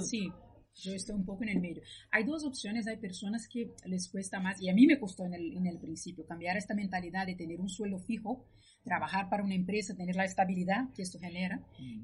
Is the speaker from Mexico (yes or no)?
no; Brazil; moved away as an adult; also born or lived in Spain; yo soy de Brasil, estudié allí, trabajé un par de años y luego me mudé a España y he vivido durante 15 años en España